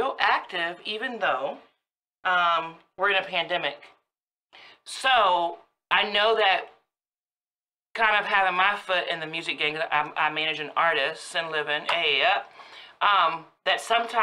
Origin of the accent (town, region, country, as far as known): Woodbridge, Virginia, United States; born or raised there